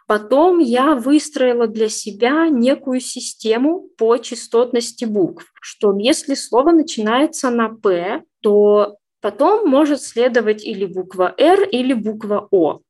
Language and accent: Russian; Orsk, Orenburg Oblast, Russia; now in Yekaterinburg, Russia; в моем родном городе, а родилась я не в Екатеринбурге, а в Оренбургской области, город Орск